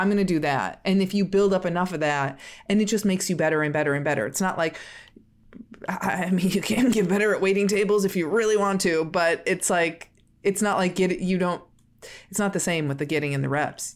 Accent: Midwest, United States; We're both from the Midwest

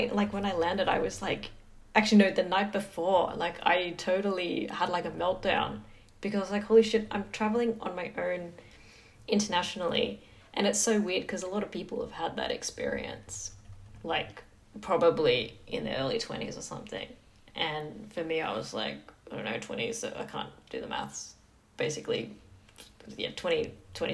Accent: Sydney, New South Wales, Australia; I like barely moved out of my where I grew up in Western Sydney.

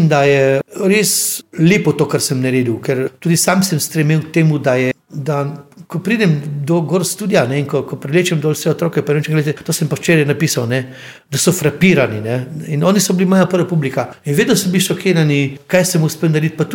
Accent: Slovenia; Slovenci smo imeli z Mačari skupnega kralja Matjaža.

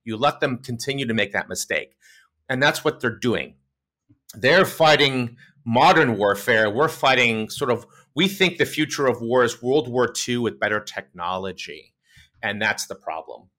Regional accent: United States; also born or lived in Connecticut / New York City; I grew up in Connecticut, New York City

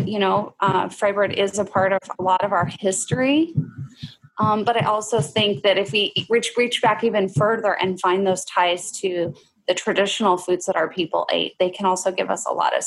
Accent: Oregon, United States; moved away; I did grow up having fry bread. I grew up in Oregon, actually

